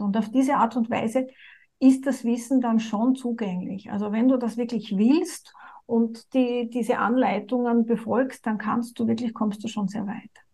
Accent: Austria; bei uns in Österreich

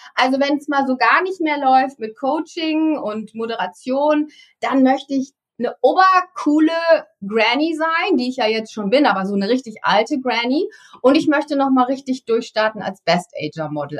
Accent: East Frisia, Lower Saxony, Germany; ich bin in Ostfriesland groß geworden

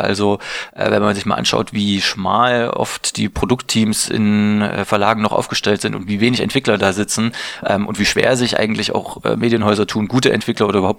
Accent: Leipzig, Saxony, Germany; now in Berlin, Germany; Ich komme aus Leipzig, ähm, wohne mittlerweile in Berlin ähm, und äh, finde aber Berlin die bessere Stadt

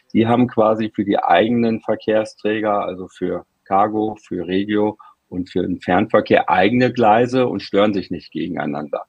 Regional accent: Frankfurt, Hesse, Germany; aus meiner Heimatstadt Frankfurt

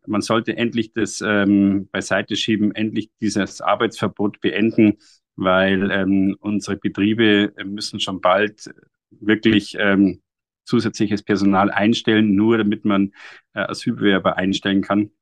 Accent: Bavaria, Germany; bei uns äh, in Bayern

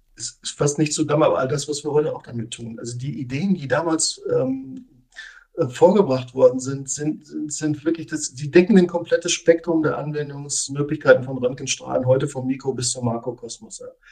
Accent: Germany; bei uns in Deutschland

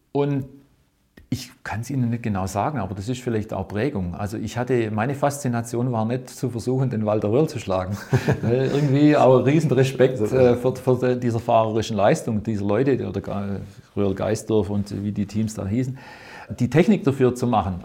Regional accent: Winnenden, Baden-Württemberg, Germany; ich bin in, in, in Winnenden ausge, aufgewachsen

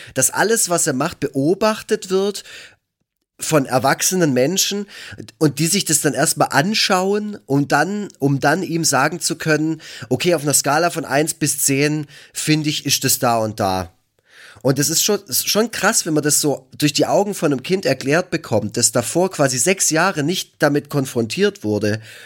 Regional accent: Black Forest, Baden-Württemberg, Germany; ich komme aus dem Schwarzwald

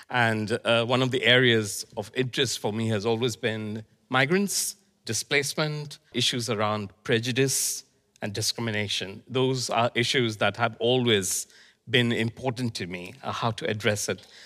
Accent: India; born there; also born or lived in Iraq; Well, I was born in India, and my father was posted in Iraq. So I moved between Iraq and India.

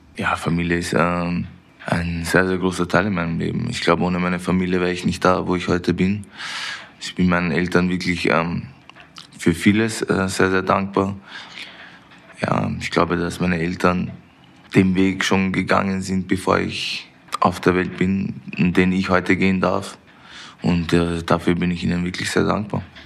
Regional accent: Vienna, Austria; moved away as an adult; now in Munich, Germany; wo ich aufgewachsen bin in Wien

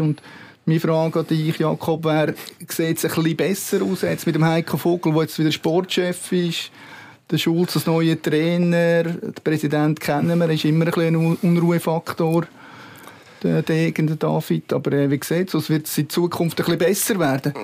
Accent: Lucerne, Switzerland; wir als Luzerner in Basel waren

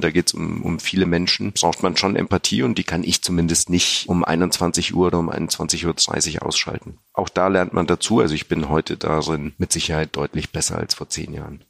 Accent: Germany; born or raised there; also born or lived in Sofia, Bulgaria

